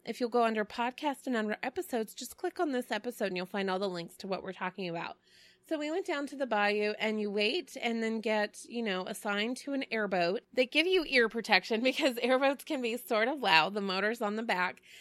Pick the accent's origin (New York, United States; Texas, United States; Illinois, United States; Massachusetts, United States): Texas, United States; Dallas; Growing up in Dallas